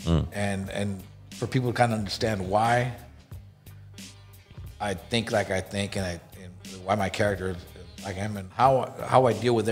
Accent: Los Angeles, California, United States; where I grew up in South Central

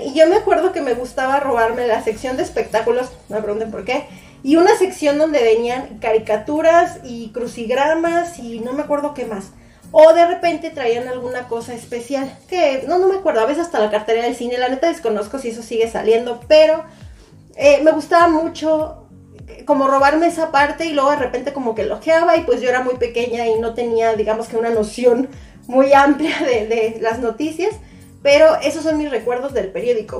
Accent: Mexico; yo que soy de México

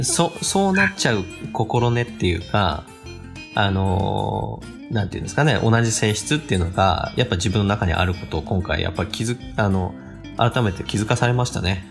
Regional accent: Kanagawa, Japan; moved away as an adult; now in Hokkaido, Japan; 僕ももともと神奈川県の生まれなんですけど

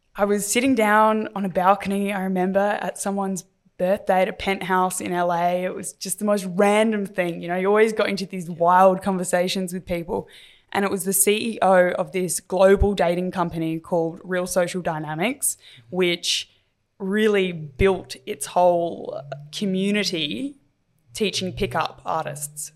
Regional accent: Adelaide, South Australia, Australia; growing up in Adelaide

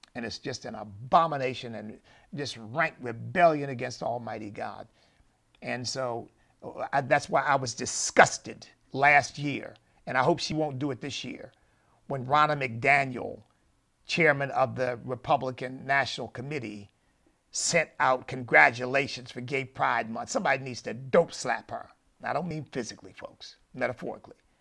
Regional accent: United States; I'm an American

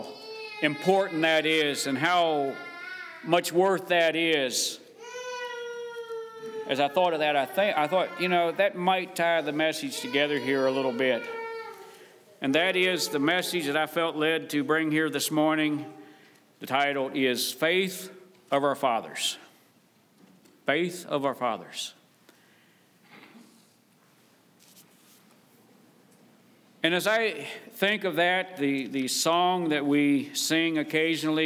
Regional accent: West Virginia, United States; moved away; I was raised in West Virginia

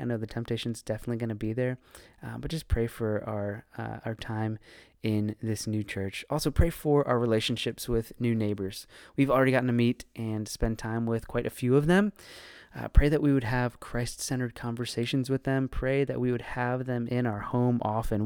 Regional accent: Northern Virginia, United States; moved away as an adult; now in Raleigh, United States; one of the, the few people that was born and raised in Northern Virginia and actually stuck around

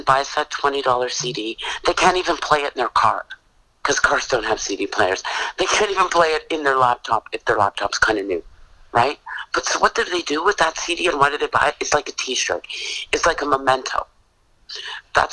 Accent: Canada; our country

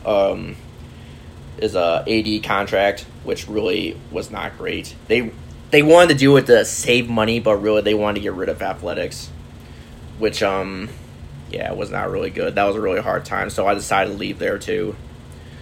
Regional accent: Normal, Illinois, United States; I was actually born in Normal, Illinois

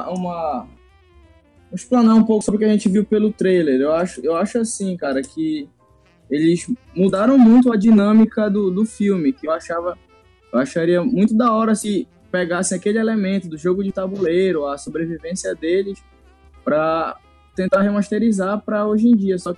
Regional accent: Belém, Pará, Brazil; Quando a gente falar que é de Belém, a galera vai começar a sentir calor.

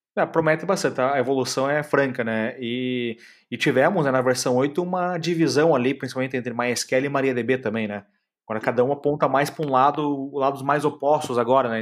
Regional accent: Curitiba, Paraná, Brazil; now in Florianópolis, Brazil; Eu sou de Curitiba, moro em Florianópolis

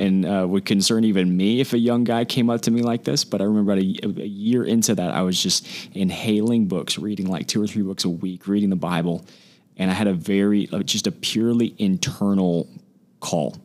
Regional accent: Huntington Beach, California, United States; now in San Diego, United States; I'm from Huntington Beach, California. Grew up in Orange County my whole life

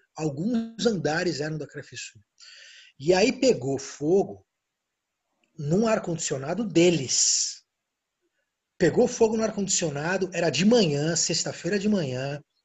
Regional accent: Brazil; eu sou brasileiro

